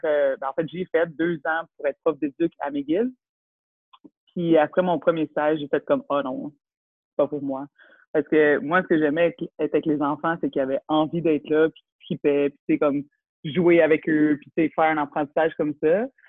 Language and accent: French; Laval, Quebec, Canada; Born and raised in Laval.